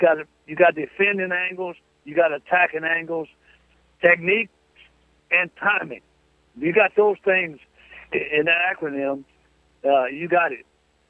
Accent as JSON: {"language": "English", "region": "Arkansas", "country": "United States", "tie": "born or raised there", "said": "I was raised in Arkansas."}